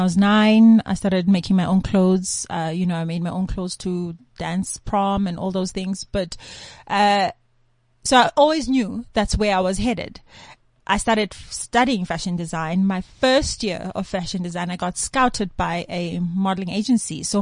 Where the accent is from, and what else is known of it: Eswatini; born or raised there; moved away; also born or lived in Zimbabwe / Birmingham, Alabama, United States